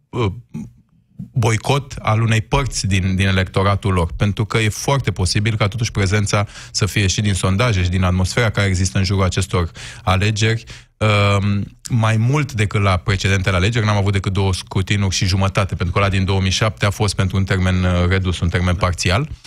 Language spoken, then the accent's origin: Romanian; Romania; viziunea noastră ca, ca român